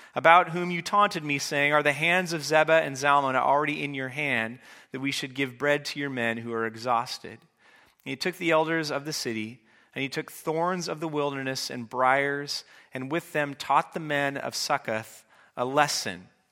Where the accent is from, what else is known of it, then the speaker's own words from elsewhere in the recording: Port Orchard, Washington, United States; also born or lived in Portland, Oregon; I grew up in Port Orchard, Washington